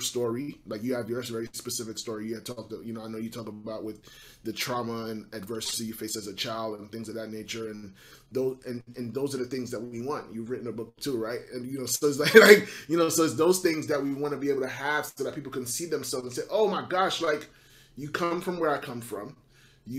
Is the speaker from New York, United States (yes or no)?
yes; New York City, New York, United States; I'm born and raised in Brooklyn, New York, born of Haitian parents